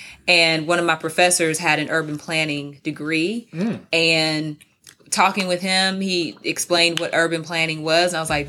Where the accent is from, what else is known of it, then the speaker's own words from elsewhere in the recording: Louisville, Kentucky, United States; also born or lived in New Orleans, Louisiana; now in Nashville, United States; I grew up, I was born in New Orleans, Louisiana, and then grew up in Louisville, Kentucky.